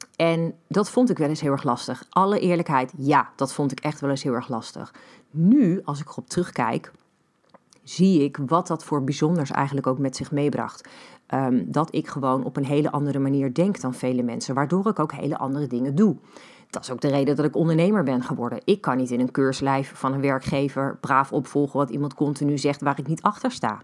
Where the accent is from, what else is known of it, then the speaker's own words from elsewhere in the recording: Netherlands; ik groeide op in Beeldhoven.